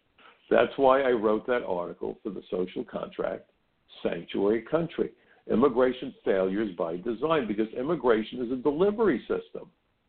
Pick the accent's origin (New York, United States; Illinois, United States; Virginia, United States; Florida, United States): New York, United States; New York City; When I was growing up in Brooklyn, being a Jewish kid, I worked in a kosher deli.